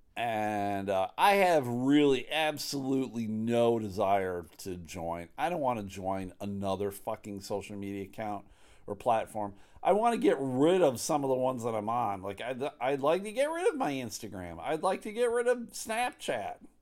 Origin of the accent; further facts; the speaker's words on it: United States; as an American who pays taxes